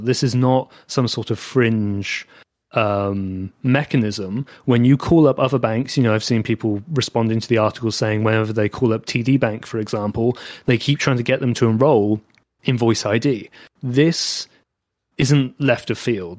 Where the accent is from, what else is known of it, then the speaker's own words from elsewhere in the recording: United Kingdom; accent: British; my British accent